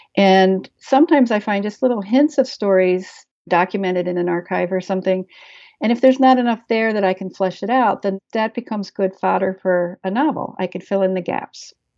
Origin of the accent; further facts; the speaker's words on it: Maryland, United States; moved away as an adult; now in Wisconsin, United States; growing up in Maryland